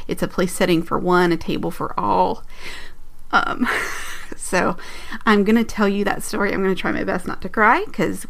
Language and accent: English; United States; as an American